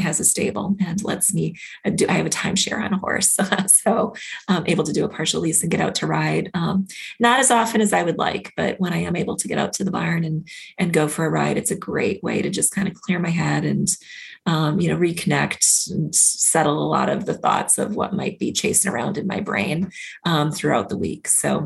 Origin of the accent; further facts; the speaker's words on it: Minnesota, United States; I grew up in Minnesota